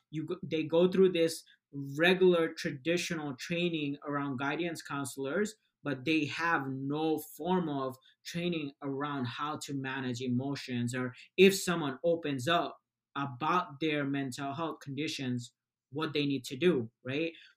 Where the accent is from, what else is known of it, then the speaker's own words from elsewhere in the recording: Bangladesh; moved away; I was born in Bangladesh. We we moved here about like 12 years ago.